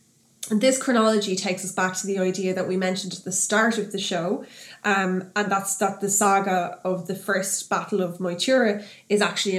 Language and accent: English; Drogheda, Leinster, Ireland; where are you from? And I said, I'm from Drogheda.